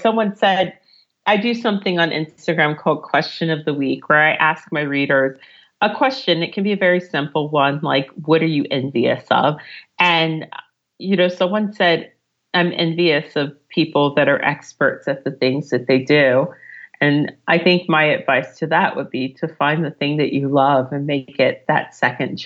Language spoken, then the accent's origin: English; United States; moved away as an adult; now in London, United Kingdom; I'm American.